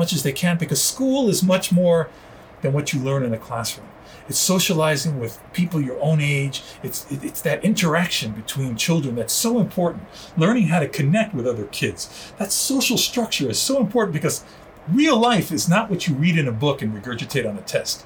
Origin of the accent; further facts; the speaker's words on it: New York City, New York, United States; first language Spanish; English is a second language; moved away; also born or lived in Miami; going to the Bronx Zoo, growing up in New York